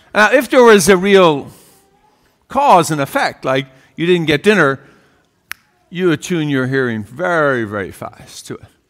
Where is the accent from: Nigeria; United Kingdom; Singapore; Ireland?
Ireland; growing up in Ireland, uh, one of twelve children